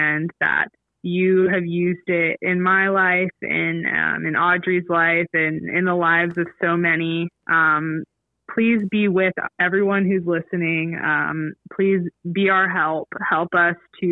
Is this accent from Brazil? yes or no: no; Atlanta, Georgia, United States; growing up in Atlanta, there was a Muslim population